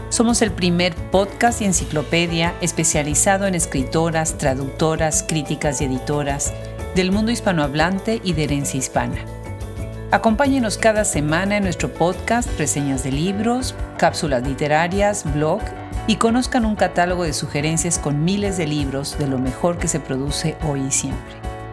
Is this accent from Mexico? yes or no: no; Lima, Peru; moved away as an adult; now in New York, United States; De Lima, de la ciudad de Lima.